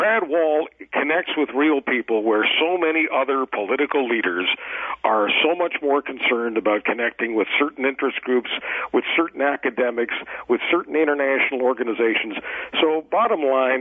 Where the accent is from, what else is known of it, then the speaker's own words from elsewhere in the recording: Eastern Canada, Canada; I'm from the East. I'm a, you know, patriotic Canadian